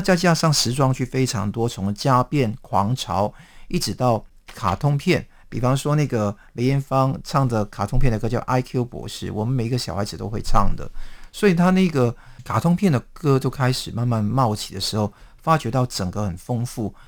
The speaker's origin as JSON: {"language": "Chinese", "country": "Hong Kong", "said": "我们香港人"}